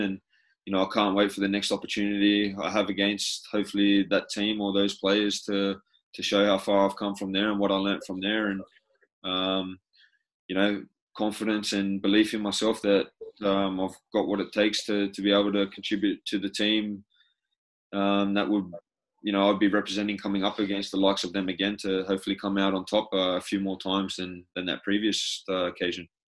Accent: New South Wales, Australia; moved away as an adult; also born or lived in Belgium / Spain / England; being an Australian

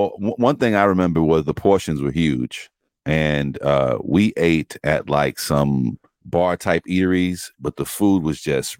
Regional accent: New York, United States; We're from New York.

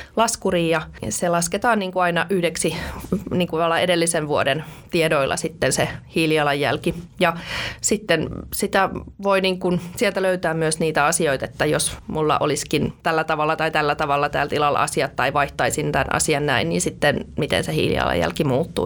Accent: Nurmijärvi, Uusimaa, Finland; also born or lived in Helsinki; now in Riihimäki, Finland; mä oon siis ihan synnyin Helsingissä, mutta hyvin pian sitten rakennettiin Nurmijärvelle maalle oma kotitalo ja siellä sitten tota, kasvoi metsän keskellä.

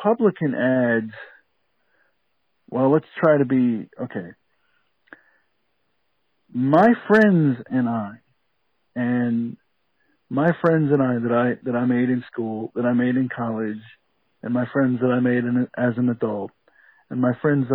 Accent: DeKalb County, Georgia, United States; I grew up in DeKalb County. I went to school in northern DeKalb County

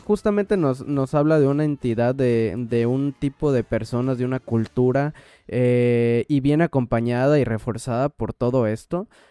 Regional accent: Mexico; moved away as an adult; now in New York, United States; hasta siendo mexicano

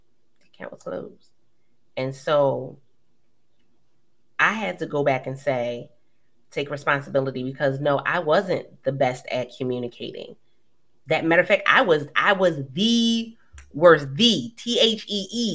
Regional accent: Philadelphia, Pennsylvania, United States; moved away as an adult; now in Maryland, United States; I was originally from Philly.

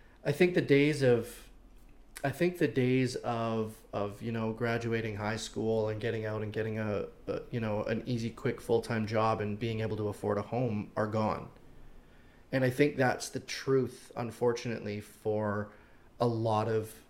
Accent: Regina, Saskatchewan, Canada; now in Windsor, Canada; I was born and raised in Saskatchewan, in Regina

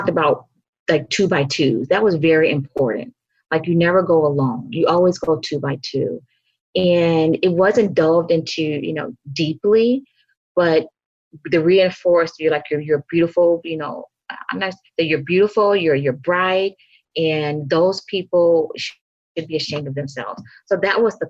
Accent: Mississippi Delta, United States; moved away; also born or lived in Chicago; I grew up in the South, in the Delta of Mississippi, the heart of the Delta

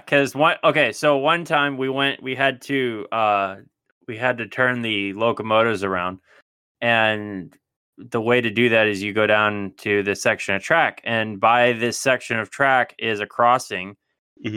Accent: United States; moved away; I'm so American

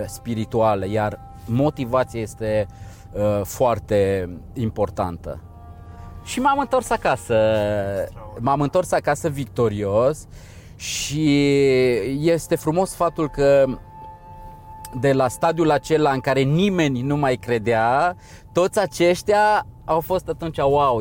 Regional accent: Romania

